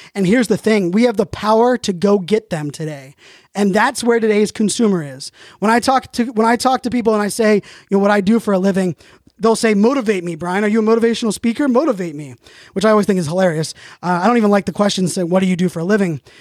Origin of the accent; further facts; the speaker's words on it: Pittsburgh, Pennsylvania, United States; I was born in Pittsburgh